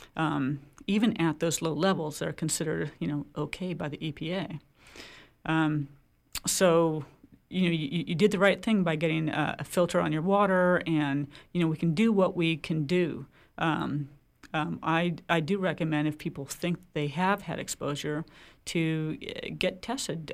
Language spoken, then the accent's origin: English; Oregon, United States; now in Maine, United States; I come from Oregon